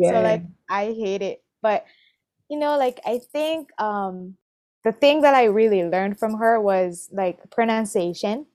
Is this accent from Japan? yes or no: yes; Japan; English is a second language; moved away as an adult; also born or lived in Tokyo / Chiba; now in Hawaii, United States; I was born and raised in Japan.